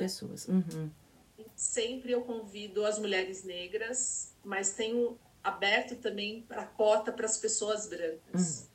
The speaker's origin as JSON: {"language": "Portuguese", "region": "São Paulo", "country": "Brazil", "tie": "born or raised there", "said": "eu nasci na Vila Santa Catarina. Então, na Vila Santa Catarina, que é Zona Sul"}